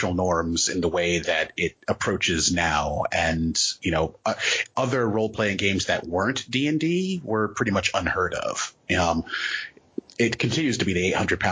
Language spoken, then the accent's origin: English; U.S. Virgin Islands; moved away as an adult; also born or lived in Maryland, United States; now in New England, United States; I am originally from the United States, Virgin Islands. Okay, I was born on St. Thomas. And so, yeah, when I moved there, I was born there, lived in Maryland for like 10 years, moved back for my teenage years, and then came up to New England for college.